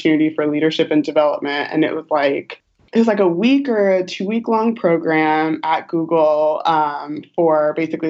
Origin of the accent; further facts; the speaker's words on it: Long Beach, California, United States; moved away as an adult; also born or lived in New York; now in San Francisco, United States; I'm originally from Long Beach, Southern California, SoCal girl